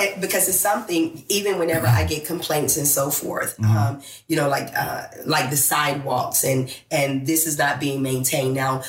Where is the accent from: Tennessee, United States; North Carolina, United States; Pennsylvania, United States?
North Carolina, United States; Biscoe; also born or lived in Troy, North Carolina; I was born in Troy and raised in Biscoe.